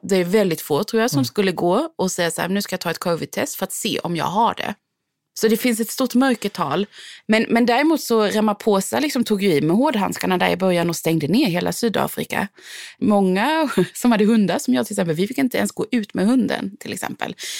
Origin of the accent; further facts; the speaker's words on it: Sweden; moved away as an adult; now in South Africa; jag är svensk